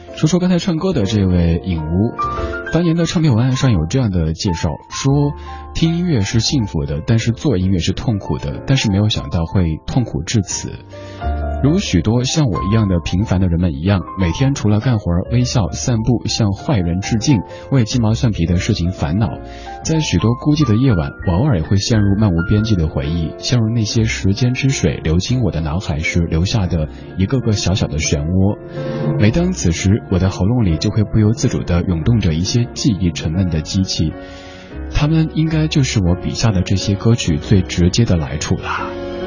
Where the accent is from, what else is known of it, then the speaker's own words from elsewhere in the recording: Chengdu, Sichuan, China; moved away; 上周回来是家乡四川